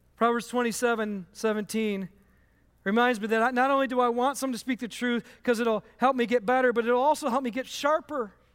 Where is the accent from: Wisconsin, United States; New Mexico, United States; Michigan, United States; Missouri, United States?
Michigan, United States; I grew up in Michigan